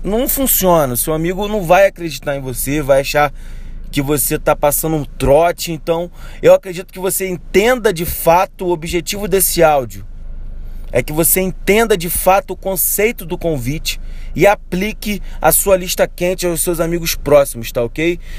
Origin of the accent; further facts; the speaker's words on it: Rio de Janeiro, Brazil; eu sou do Rio de Janeiro.